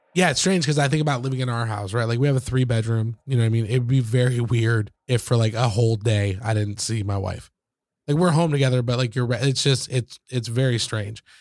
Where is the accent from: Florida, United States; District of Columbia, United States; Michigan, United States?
Michigan, United States; where I grew up in, in Michigan